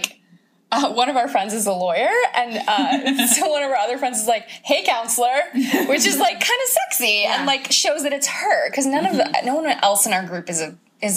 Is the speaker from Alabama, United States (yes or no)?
no; Oahu, Hawaii, United States; I'm from Oahu. I'm from Hawaii